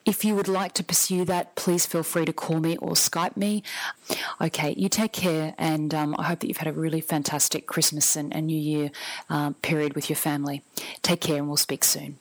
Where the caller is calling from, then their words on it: Brisbane, Queensland, Australia; I'm calling from Brisbane in Australia.